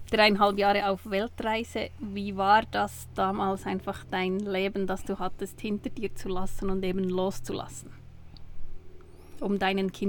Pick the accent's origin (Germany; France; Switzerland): Switzerland; Ja, aber du äh, hörst uns Schweizer Hochdeutsch sprechen mit Akzent